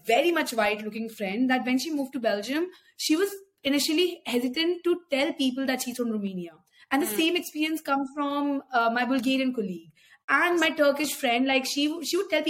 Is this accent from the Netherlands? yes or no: no; India; like Indians as a community is just we, we're just conditioned in so many ways